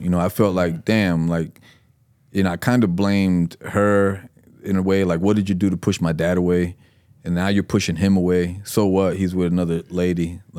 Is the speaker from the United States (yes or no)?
yes; East Fort Myers, Florida, United States; also born or lived in Puerto Rico; East Fort Myers was the first place that we came to from Puerto Rico. So if I always refer to that and say, just a young Puerto Rican kid from East Fort Myers, because that was our stomping ground